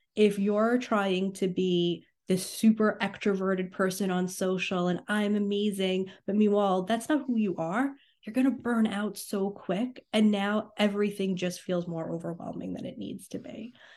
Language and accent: English; New York, United States; I'm from New York.